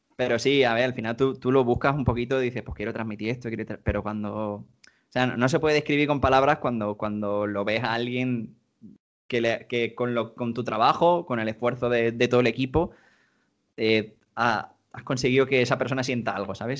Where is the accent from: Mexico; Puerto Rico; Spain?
Spain; En España hemos sido todos mucho de Play